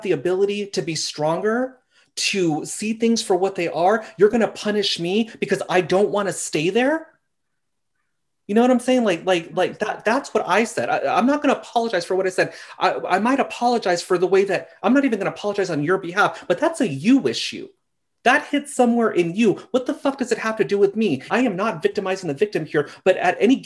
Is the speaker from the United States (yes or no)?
yes; Simi Valley, California, United States; I lived in Simi Valley. I don't know if you're familiar with that. I grew up here.